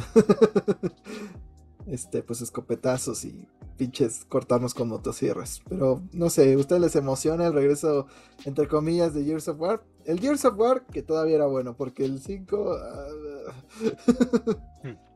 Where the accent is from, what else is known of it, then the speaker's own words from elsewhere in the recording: Mexico; somos mexicanos